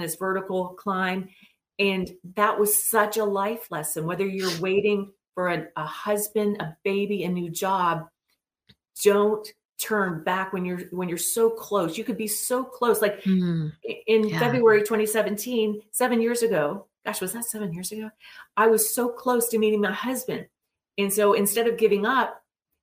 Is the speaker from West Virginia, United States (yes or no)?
yes; West Virginia, United States; I'm from West Virginia